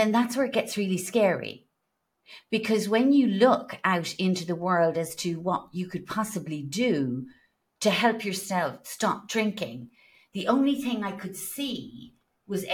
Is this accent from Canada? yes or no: no; Ireland; being Irish